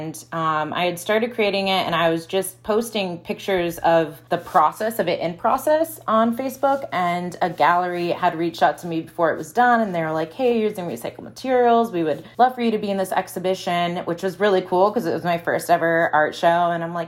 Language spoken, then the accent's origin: English; Midwest, United States; I'm from the Midwest, so like old things, discarded things